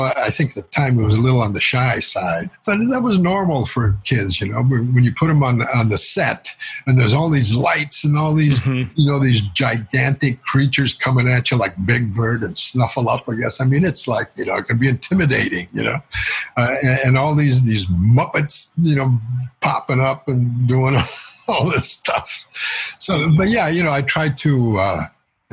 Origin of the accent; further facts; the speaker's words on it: California, United States; moved away as an adult; also born or lived in Los Angeles; now in New York, United States; I was born in California, but we had family on both sides of the border of U.S. in Baja, California